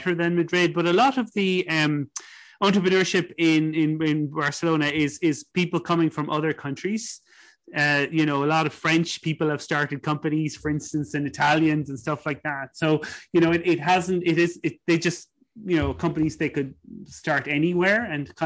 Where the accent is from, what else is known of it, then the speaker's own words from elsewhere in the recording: Ireland; I think of growing up in Ireland